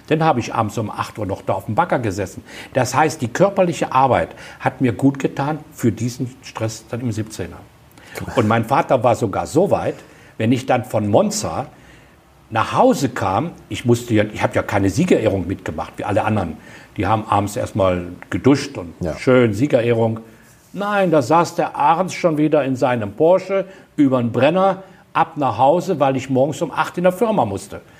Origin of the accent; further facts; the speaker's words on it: Baden-Württemberg, Germany; Und jedes Jahr, ich bin ja Schwabe, kämpfe ich um einen Rabatt für einen Ozelottmantel.